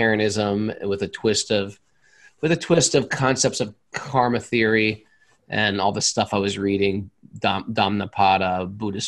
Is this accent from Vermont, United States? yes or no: no; Connecticut, United States; also born or lived in New York City; I'm from a New York City family, but we grew up in Connecticut